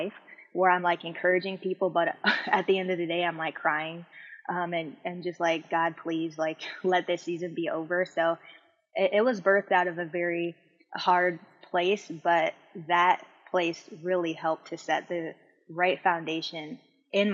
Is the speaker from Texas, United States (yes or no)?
no; Hawaii, United States; I'm from Hawaii. I forgot to say that. So I lived in Hawaii